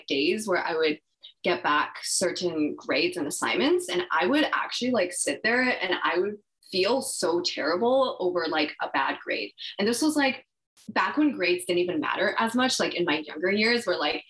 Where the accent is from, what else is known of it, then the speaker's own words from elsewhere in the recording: Vancouver, British Columbia, Canada; I grew up in Vancouver.